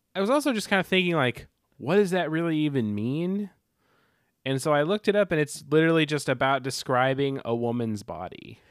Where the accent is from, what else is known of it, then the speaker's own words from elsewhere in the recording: Arkansas, United States; We're illiterate hillbillies from Arkansas